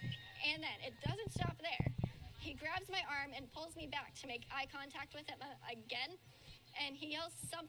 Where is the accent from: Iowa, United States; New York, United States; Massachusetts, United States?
Iowa, United States; I am born and raised in Iowa, and I am currently a student in Iowa.